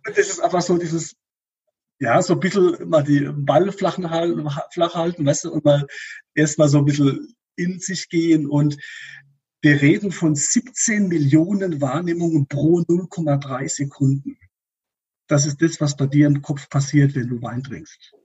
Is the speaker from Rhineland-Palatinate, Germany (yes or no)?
yes; Rhineland-Palatinate, Germany; in der Pfalz, wo ich herkomme